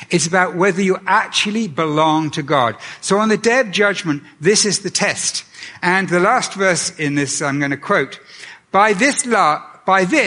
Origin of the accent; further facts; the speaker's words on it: Canada; I returned to Canada